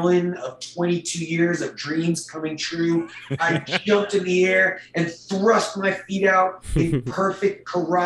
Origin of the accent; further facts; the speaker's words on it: North Carolina, United States; now in Fort Worth, United States; a kid growing up in North Carolina